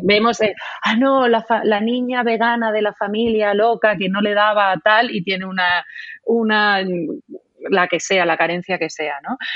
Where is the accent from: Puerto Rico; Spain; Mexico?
Spain; moved away as an adult; Yo estoy en, ahora mismo en mi tierra, que es la tierra del ibérico por excelencia en España, te podrás imaginar cómo ha sido mi, infancia